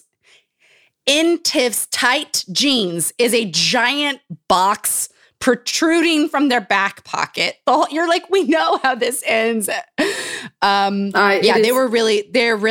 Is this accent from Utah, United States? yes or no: yes; Utah, United States; Growing up in Utah.